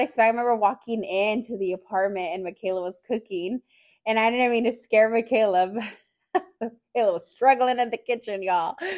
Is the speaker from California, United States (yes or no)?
yes; Fresno, California, United States; moved away as an adult; also born or lived in Hanford, California; now in San Jose, United States; I was born in the Central Valley, um, in a small town named Hanford, California, and then I grew up in Fresno, California. Came out to San Jose out here.